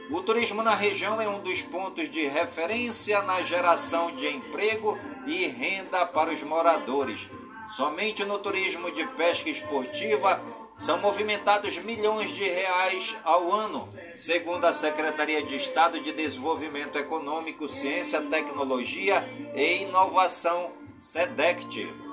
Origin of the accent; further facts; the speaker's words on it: Careiro da Várzea, Amazonas, Brazil; do Careiro da Várzea, minha cidade natal